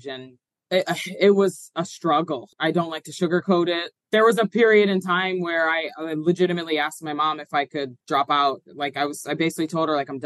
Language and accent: English; Horsham, Pennsylvania, United States; I grew up in Horsham, you know, still live in my hometown